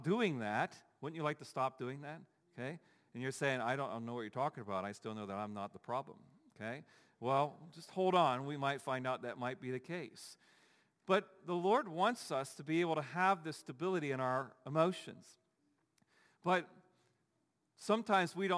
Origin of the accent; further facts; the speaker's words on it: Dayton, Ohio, United States; now in Pittsburgh, United States; I'm from Dayton, Ohio